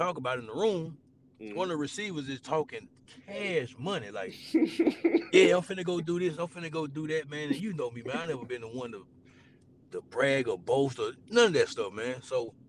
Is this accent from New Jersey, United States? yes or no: no; Tuscaloosa, Alabama, United States; I'm from Tuscaloosa